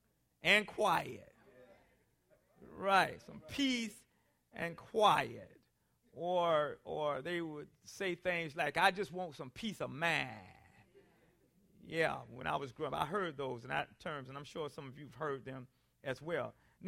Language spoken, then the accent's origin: English; South Carolina, United States; Now, as a boy growing up in South Carolina, I often heard the older people in our community and even our family members say things to us